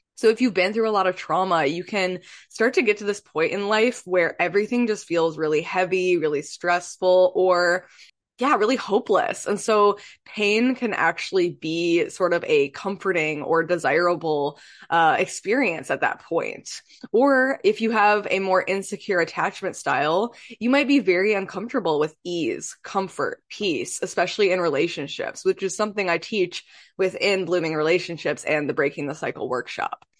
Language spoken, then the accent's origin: English; Michigan, United States; moved away as an adult; now in Pacific Northwest, United States; I'm from Michigan.